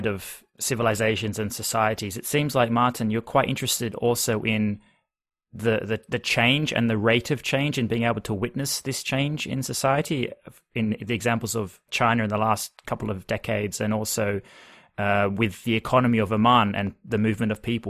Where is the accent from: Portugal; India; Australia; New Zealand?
Australia; I'm from Australia